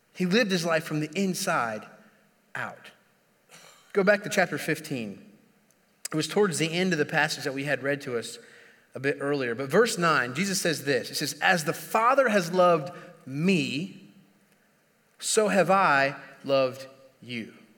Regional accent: Indiana, United States; moved away; I'm, I'm originally from Indiana

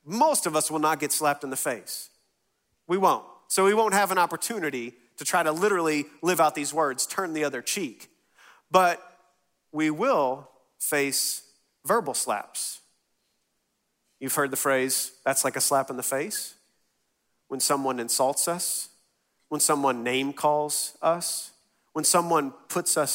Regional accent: West Texas, United States; we grew up in West Texas

